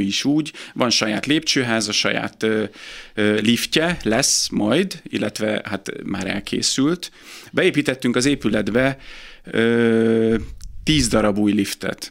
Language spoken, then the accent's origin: Hungarian; Pécs, Baranya, Hungary; moved away as an adult; also born or lived in Budapest; én Pécsi születésű vagyok